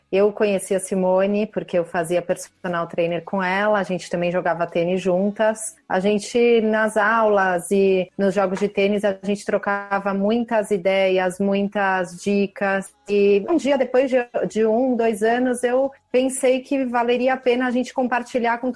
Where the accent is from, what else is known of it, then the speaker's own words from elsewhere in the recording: São Paulo, Brazil; tenho 39 anos, sou paulista